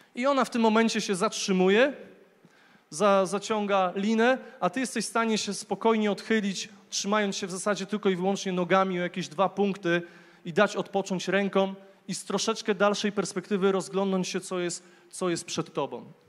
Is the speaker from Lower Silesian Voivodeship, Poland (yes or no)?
yes; Głogów, Lower Silesian Voivodeship, Poland; urodziłem się w Głogowie, w pięknym mieście